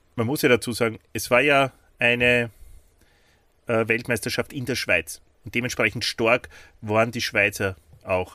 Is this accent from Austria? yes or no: yes; Austria; accent: Austrian; auf Österreichisch